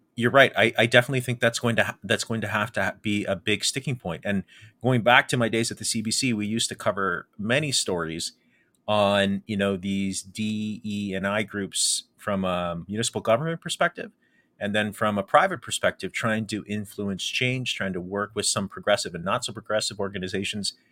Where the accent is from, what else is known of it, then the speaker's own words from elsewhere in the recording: Windsor, Ontario, Canada; growing up in South Walkerville, uh, and, and in the Walker Home Sites area